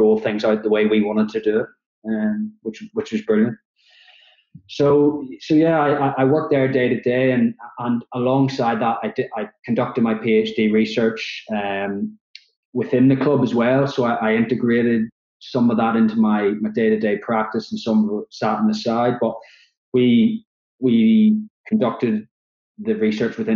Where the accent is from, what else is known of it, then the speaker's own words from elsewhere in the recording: Belfast, Northern Ireland, United Kingdom; moved away as an adult; also born or lived in Oxford / Liverpool; from the accent, you can probably tell I'm from Belfast in Northern Ireland originally